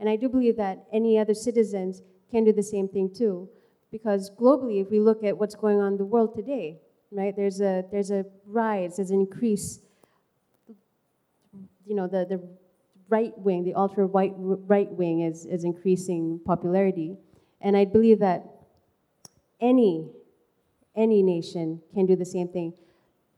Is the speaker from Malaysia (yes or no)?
yes; Malaysia; as a Malaysian